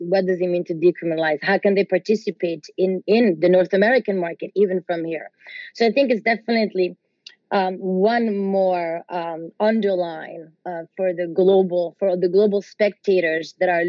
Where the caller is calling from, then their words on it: Southern Italy, Italy; I'm calling here from Italy